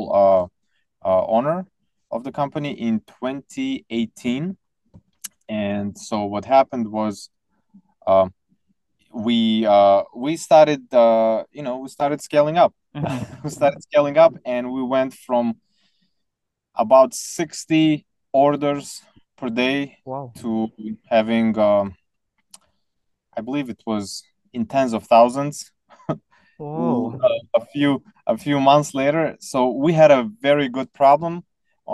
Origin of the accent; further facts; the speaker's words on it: Tajikistan; moved away; So I was born in Soviet Union, but 2 years later, the country collapsed into 15 different countries. So the one that I lived in was called Tajikistan